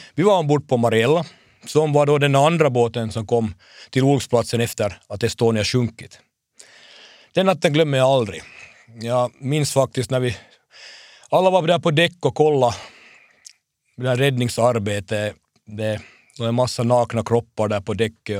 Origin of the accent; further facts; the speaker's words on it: Hanko, Uusimaa, Finland; min hemstad